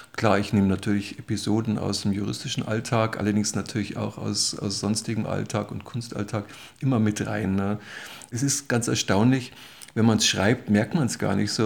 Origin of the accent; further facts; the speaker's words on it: Munich, Bavaria, Germany; Ich bin gebürtiger Münchner, mehr oder weniger um, aufgewachsen, im und, um und in und um München